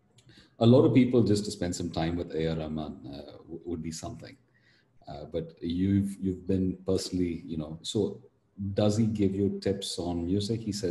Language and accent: English; Coimbatore, Tamil Nadu, India; I'm from Coimbatore